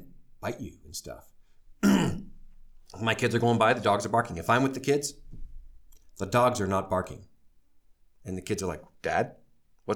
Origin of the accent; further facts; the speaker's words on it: Kanab, Utah, United States; also born or lived in Chicago, Illinois / New York; I graduated number 2 in Kanab High School's class of 92